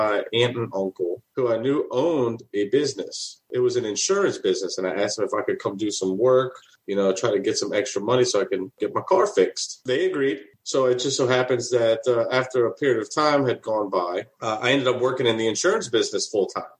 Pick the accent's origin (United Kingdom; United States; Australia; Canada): United States; New Orleans, Louisiana; born and raised in New Orleans